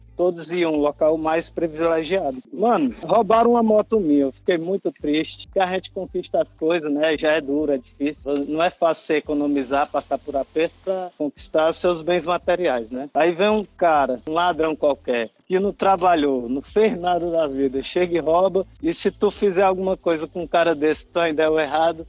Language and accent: Portuguese; Fortaleza, Ceará, Brazil; moved away as an adult; now in Portugal; sou de Fortaleza